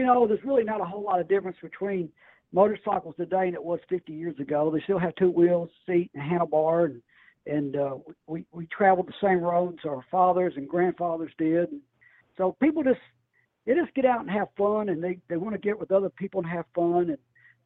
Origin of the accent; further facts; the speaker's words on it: Tennessee, United States; I'm from Tennessee